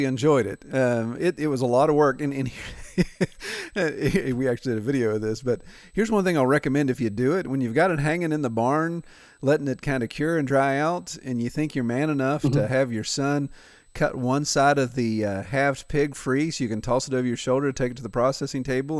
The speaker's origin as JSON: {"language": "English", "region": "Appalachia", "country": "United States", "tie": "born or raised there", "said": "being born and raised in Appalachia"}